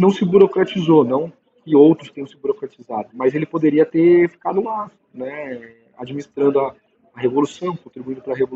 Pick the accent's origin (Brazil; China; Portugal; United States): Brazil; São Paulo; Eu fui criado na Vai Vai e lá onde eu morava especificamente